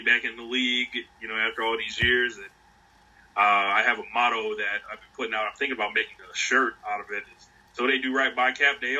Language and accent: English; Northeast, United States; now in Tampa Bay area, United States; I grew up in the Northeast